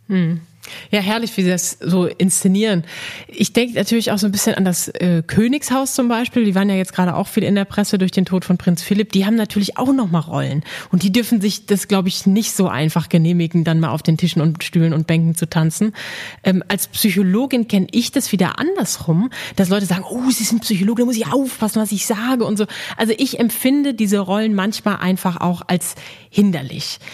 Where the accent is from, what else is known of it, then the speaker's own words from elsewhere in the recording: Dortmund, North Rhine-Westphalia, Germany; Ich bin gebürtige Dortmunderin